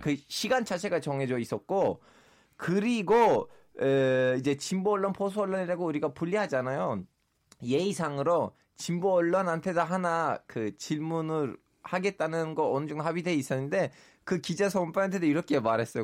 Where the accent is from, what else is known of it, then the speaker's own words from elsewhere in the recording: Turkey; now in South Korea; 제가 터키 출신인데도